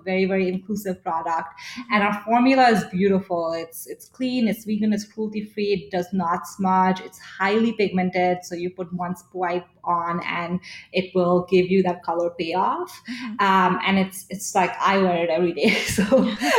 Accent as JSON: {"language": "English", "region": "Delhi", "country": "India", "tie": "born or raised there", "moved": "yes", "said": "I grew up in Delhi in India"}